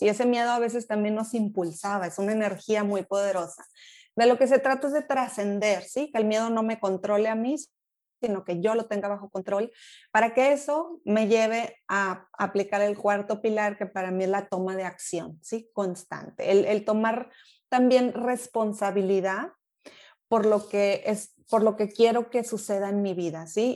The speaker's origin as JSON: {"language": "Spanish", "town": "Monterrey", "region": "Nuevo León", "country": "Mexico", "tie": "born or raised there", "also_born_or_lived": "England", "moved": "as an adult", "lives_now": "Germany", "said": "Allá crecí en Monterrey, toda mi vida estuve por ahí"}